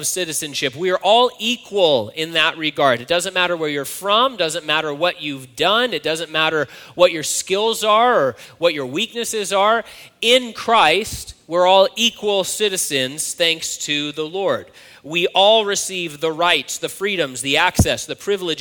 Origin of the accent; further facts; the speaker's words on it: United States; I'm an American citizen